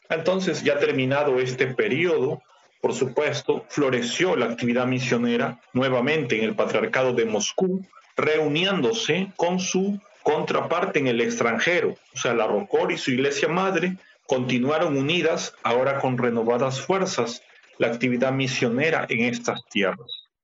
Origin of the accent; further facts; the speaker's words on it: Ecuador; Debo decir que como muchos ecuatorianos y latinoamericanos en general, nací, crecí en un entorno católico romano.